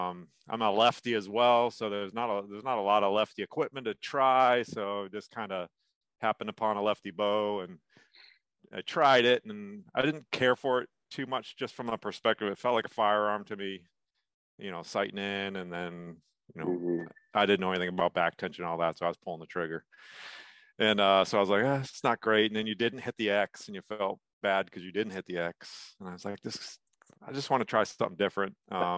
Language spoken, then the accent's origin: English; right outside of Boston, Massachusetts, United States; moved away as an adult; also born or lived in Georgia / Italy / Colorado / Oklahoma; now in Raleigh, United States; Grew up in Massachusetts, actually. Right outside of Boston, went to high school up there, and then ended up pretty much moving away after high school.